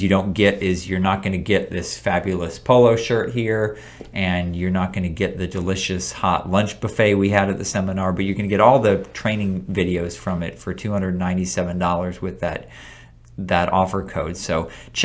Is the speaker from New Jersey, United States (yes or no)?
no; Florida, United States; It wasn't the best time to be in Florida here. We lost power for about a week, at least in my hometown